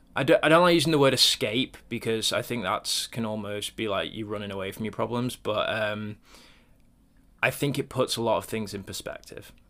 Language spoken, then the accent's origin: English; Cornwall, South West England, United Kingdom; I grew up in Cornwall actually, um, down on the on the south coast, right down near Land's End